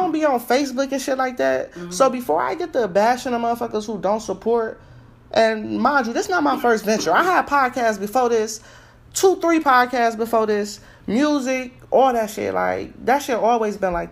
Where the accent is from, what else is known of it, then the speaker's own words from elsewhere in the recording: Ohio, United States; I'm from Ohio